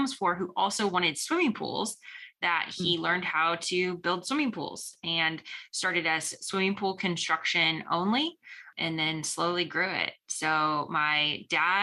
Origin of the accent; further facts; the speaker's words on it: North Canton, Ohio, United States; So I'm from Northeast Ohio originally. I grew up in North Canton, went to high school in North Canton